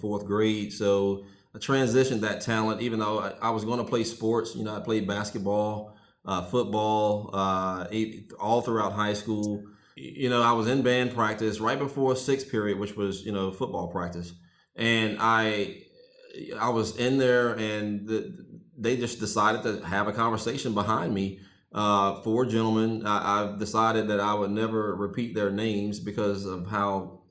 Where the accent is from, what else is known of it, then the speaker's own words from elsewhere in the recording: Sterlington, Louisiana, United States; now in Atlanta, United States; I grew up in Sterlington, Louisiana. It's a small rural town in North Louisiana.